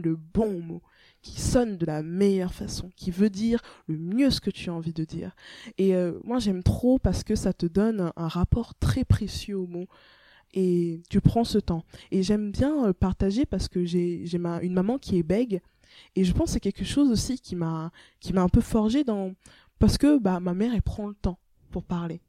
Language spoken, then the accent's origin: French; Rennes, Brittany, France; moved away as an adult; also born or lived in Togo; now in Paris, France; la Bretagne, euh, c'est là où j'ai grandi